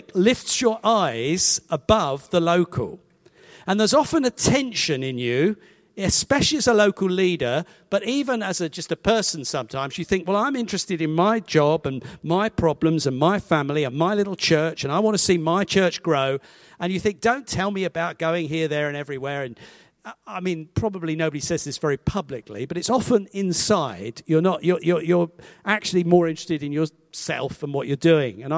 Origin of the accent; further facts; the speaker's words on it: Hastings, South East England, United Kingdom; moved away as an adult; also born or lived in Badger Farm, Winchester; now in Winchester, United Kingdom; Grew up in Hastings and ultimately ended up teaching there